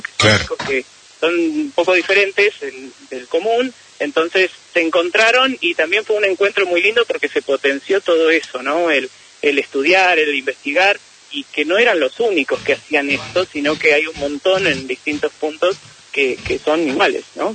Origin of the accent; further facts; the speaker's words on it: Neuquén, Argentina; yo soy de Neuquén